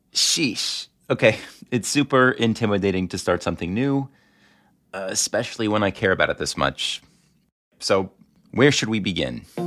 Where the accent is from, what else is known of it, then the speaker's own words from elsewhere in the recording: Five Towns, New York, United States; I'm from the Five Towns, this bastion of observant Judaism.